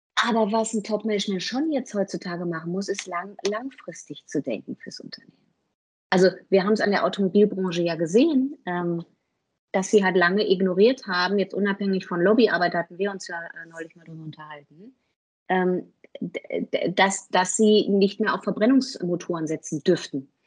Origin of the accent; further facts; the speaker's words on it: North Rhine-Westphalia, Germany; bin ich Westfale, also relativ bodenständig